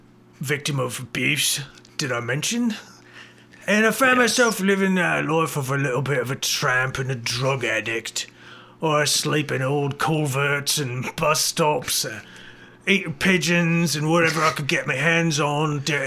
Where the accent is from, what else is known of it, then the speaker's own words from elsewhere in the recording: Birmingham, West Midlands, United Kingdom; born there; I was born in Birmingham.